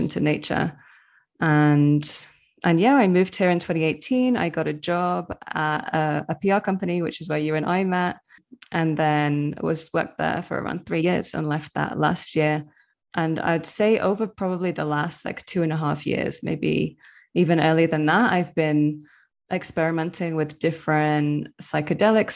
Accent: Manchester, North West England, United Kingdom; moved away as an adult; now in Medellin, Colombia; living in the UK, especially growing up in Manchester in like a very urban area

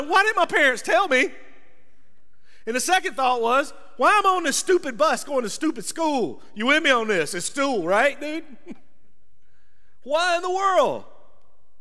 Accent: rural Georgia, United States; accent: rural Georgia; my rural Georgia accent

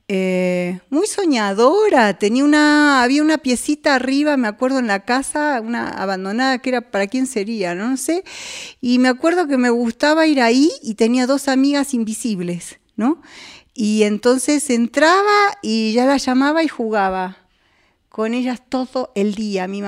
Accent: Buenos Aires, Argentina; accent: porteño; no, boluda, soy porteña, o sea, ¿qué pasa?

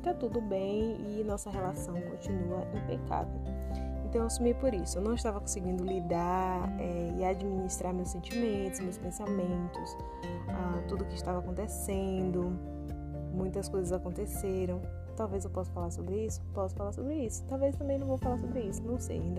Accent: Bahia, Brazil; Chego eu aqui, né, com a minha cara que nem arde, como um bom baiano diz, recuperando todo, toda a graciosidade do meu sotaque original, né

